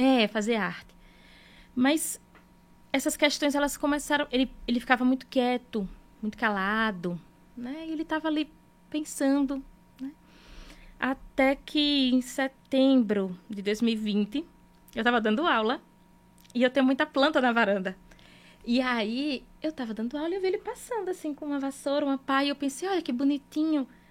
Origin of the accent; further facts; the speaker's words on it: Northeast Region, Brazil; A gente é nordestino